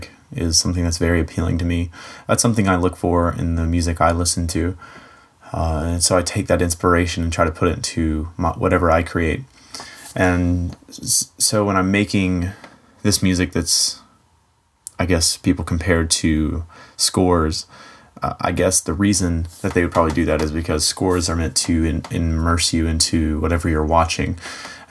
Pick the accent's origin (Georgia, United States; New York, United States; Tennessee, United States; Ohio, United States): Tennessee, United States; Dunlap; I am from Dunlap, Tennessee. It's a little bit north of Chattanooga, Tennessee, if you know where that is.